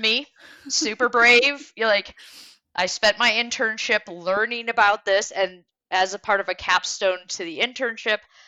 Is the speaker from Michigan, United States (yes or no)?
yes; Detroit, Michigan, United States; also born or lived in Germany; I grew up in the Detroit area as well as Germany, but mostly in the Detroit area